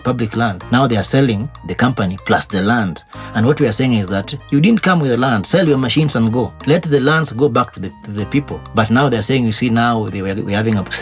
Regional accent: Awendo, Migori County, Kenya; I come from Awendo

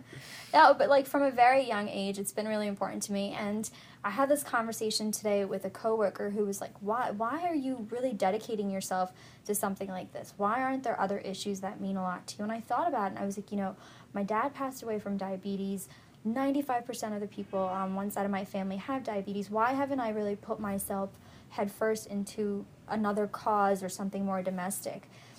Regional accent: New Jersey, United States; Pretty much, yeah, I moved down here from New Jersey, and I was like, man, if this is what Maryland's like, I'm never going to leave, and that's exactly what happened. I'm still living in Maryland, working in D.C.

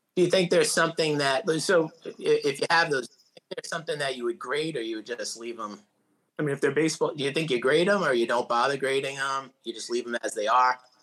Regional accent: Providence, Rhode Island, United States; I grew up in Providence, Rhode Island. I'm still in Rhode Island.

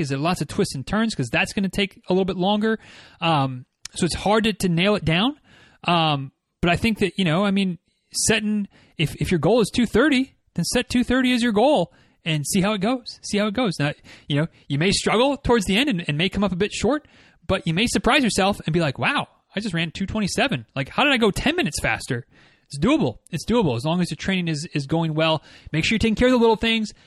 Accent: Michigan, United States; now in Florida, United States; I'm from Michigan

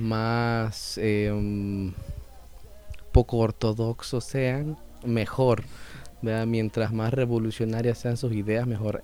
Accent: El Salvador; una identidad como salvadoreños, que a mi fecha, a mis 26 años, todavía no sé cuál exactamente es esa

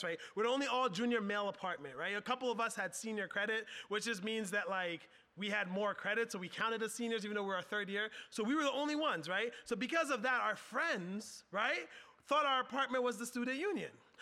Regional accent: Philadelphia, Pennsylvania, United States; I grew up in Southwest Philly

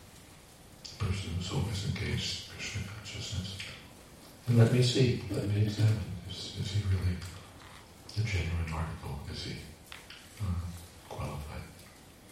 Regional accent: United States; I'm from America

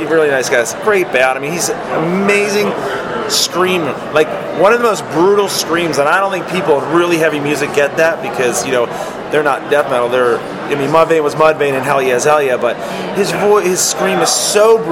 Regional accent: Philadelphia, Pennsylvania, United States; when I grew up in Philadelphia

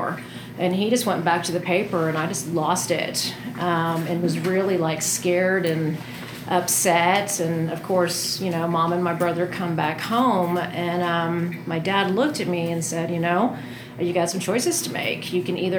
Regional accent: Denton, Texas, United States; I'm from Texas, and I grew up in a town called Denton in between Dallas and Fort Worth

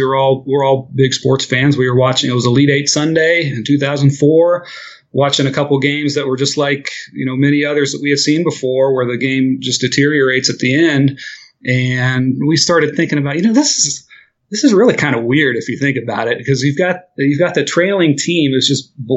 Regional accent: Middletown, Ohio, United States; also born or lived in Dayton, Ohio; I'm from a city called Middletown, which is named that because it's directly between Cincinnati and Dayton. And that's where I grew up and lived there pretty much through high school

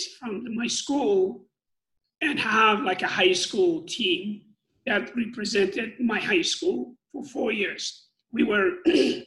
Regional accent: Iran; moved away as an adult; my hometown was, back then, was one of the best, I would say, top 3 or 5 in nation in Iran

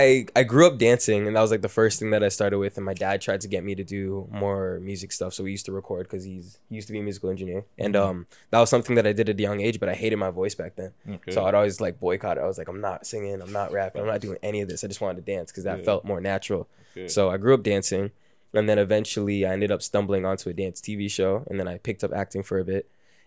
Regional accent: Brampton, Ontario, Canada; also born or lived in Toronto / Mississauga; I was born in Toronto, grew up in Brampton, and then I moved to Mississauga with my mom around like age 10. So I always kind of went between Brampton and Sauga

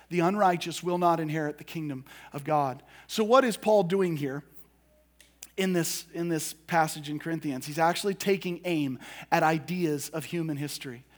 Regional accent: United States; us as American Christians

